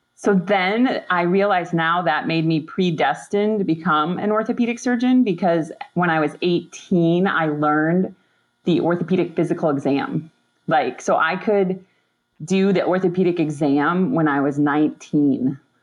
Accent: Upper Peninsula of Michigan, United States; I grew up in the Upper Peninsula of Michigan

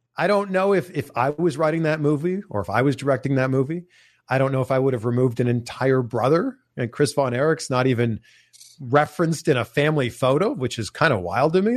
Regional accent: Toronto, Ontario, Canada; I remember growing up, and I grew up in Toronto

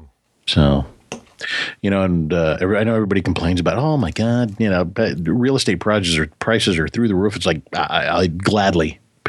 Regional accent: California, United States; as soon as I told him I was from California

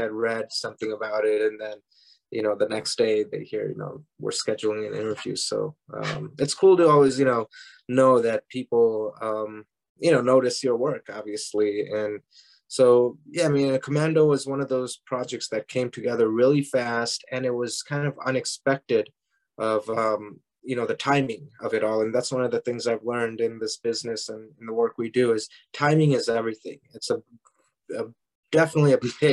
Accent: Parma Heights, Ohio, United States; moved away; I grew up in Parma Heights, you know, about 20 minutes down south of Cleveland.

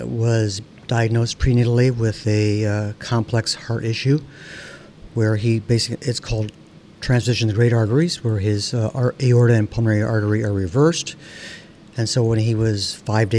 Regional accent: South Bend, Indiana, United States; I was born in South Bend, John Adams High School, undergraduate at Northwestern.

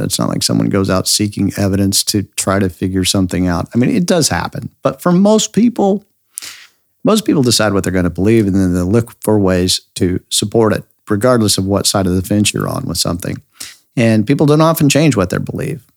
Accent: Idaho, United States; I grew up near the Snake River Canyon in Idaho

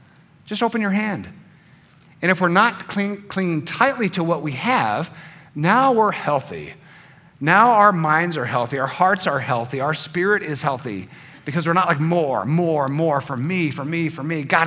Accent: United States; being an American, a free American, with a free vote and a voice

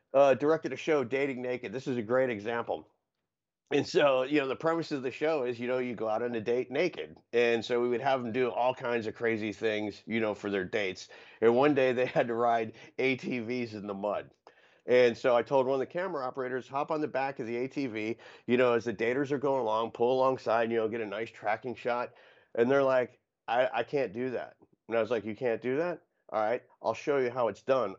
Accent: Florida, United States; the resourcefulness and adaptability are the two greatest strengths that you get from growing up in Florida

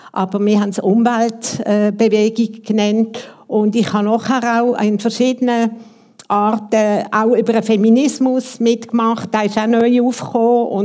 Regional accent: Basel, Basel-Stadt, Switzerland; Und ich bin aus Basel und wir sind die meisten aus Basel

